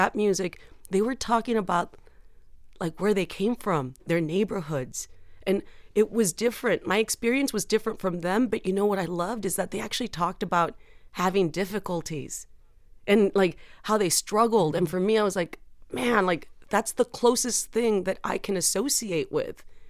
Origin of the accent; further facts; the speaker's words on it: San Juan, Texas, United States; moved away; I was born in Texas, my entire life has been made to make me feel like I don't belong here